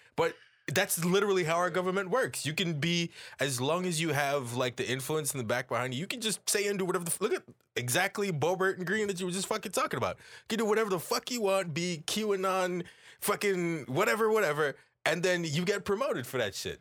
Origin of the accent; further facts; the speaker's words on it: Jamaica; as Jamaican people